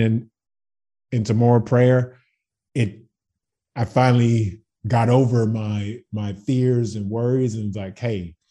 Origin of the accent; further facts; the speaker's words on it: Baton Rouge, Louisiana, United States; moved away as an adult; now in Zagreb, Croatia; I'm from Baton Rouge, Louisiana